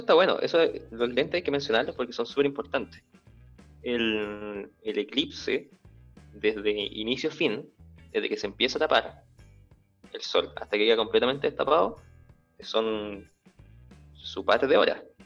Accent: Nueva Imperial, Araucanía, Chile; now in Santiago, Chile; Yo soy de Imperial

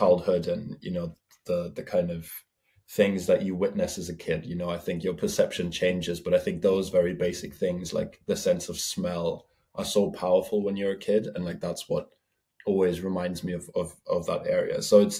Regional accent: Bavaria, Germany; now in London, United Kingdom; I grew up in Germany. I come from the, like, deep Bavaria in the mountains, you know, so I grew up on fields and mountains as a kid

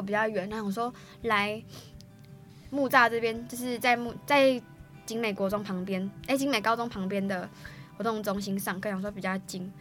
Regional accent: Xindian, New Taipei, Taiwan; also born or lived in Yuli, Hualien (family community); 我从小是在新店，我从出生就在新店

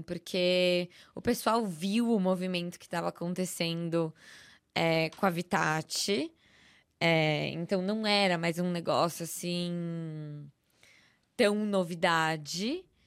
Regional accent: São Paulo, Brazil; eu sou paulista, paulistana, nascida, criada, vivida

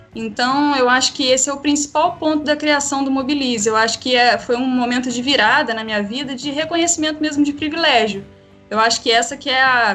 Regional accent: Três Rios, Rio de Janeiro, Brazil; eu sou nascida e criada em Três Rios

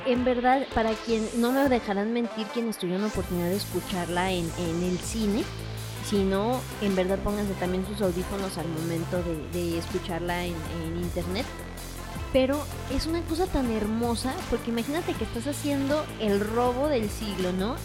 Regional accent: Mexico; como mexicanos

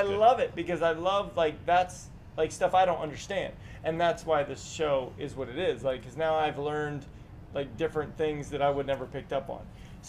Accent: East Maryland, United States; I'm from East Maryland.

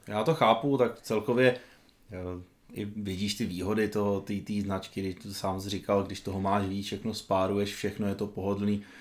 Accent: Petrkov, Vysočina Region, Czechia; also born or lived in Havlíčkův Brod; byť jsem se teda narodil v Havlbrodě, tak v podstatě většinu svého dětství jsem trávil v Petrkově, což je taková malá vesnička eh, vedle Havlíčkova Brodu

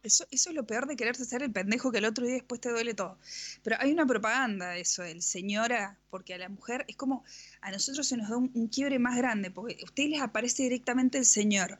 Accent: Mendoza, Argentina; somos de Mendoza, eh, de la República Nacional de Mendoza

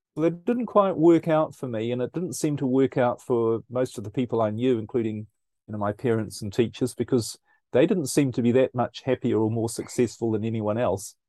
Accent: New Zealand; now in Europe; I'm originally, as you might pick up from my accent, I'm originally from New Zealand, um, but currently I live in Europe

